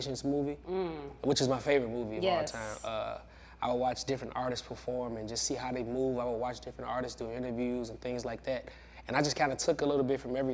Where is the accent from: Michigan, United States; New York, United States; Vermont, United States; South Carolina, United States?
Michigan, United States; Benton Harbor; Yeah, I'm from Benton Harbor, Michigan. Small town, man. You know, rough town for sure. I feel like, you know, Benton Harbor really molded me, shaped me into the man I am today. Honestly, man, just growing up in Benton Harbor